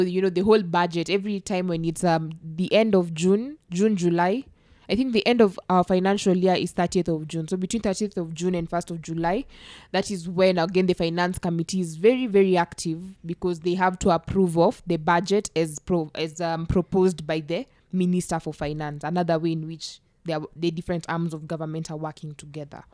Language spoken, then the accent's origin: English; Kenya; I'm from Masembo, Nyasembo project